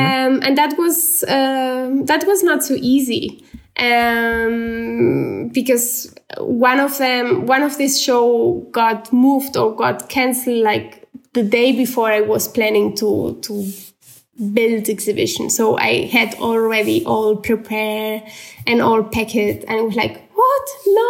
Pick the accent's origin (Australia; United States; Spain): Spain; Barcelona, Catalonia; English is a second language; when it's winter, I'm still from Barcelona.